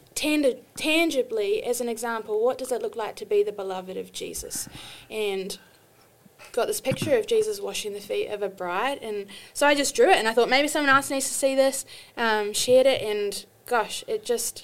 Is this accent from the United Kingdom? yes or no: no; New Zealand; moved away as an adult; also born or lived in Australia; now in United States; when I was 25, I moved from New Zealand to Australia